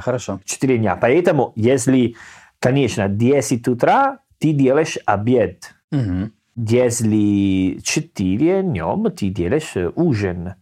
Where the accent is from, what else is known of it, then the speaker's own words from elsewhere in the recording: Italy; Russian is a second language; also born or lived in Salerno; now in Saint Petersburg, Russia; я был итальянец. Ну, может быть, они слышали мой акцент